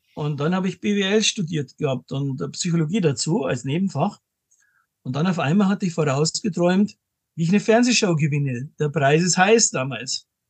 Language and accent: German; Munich, Bavaria, Germany; bin aus München, lebe auch in München